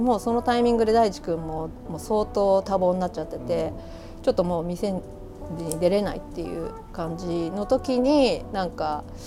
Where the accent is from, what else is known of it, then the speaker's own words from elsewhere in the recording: Yamato, Kanagawa, Japan; moved away as an adult; also born or lived in United Kingdom; now in Kyoto, Japan; 出身が神奈川なんですけどあの神奈川でも大和市ってあの厚木基地とか座間キャンプがある町で生まれ育ったんで